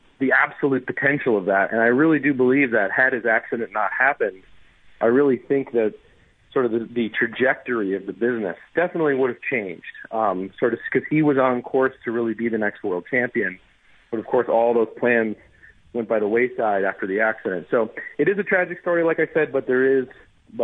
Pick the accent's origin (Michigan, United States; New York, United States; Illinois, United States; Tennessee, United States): New York, United States; New York City; I'm actually from New York City, that's where I live now.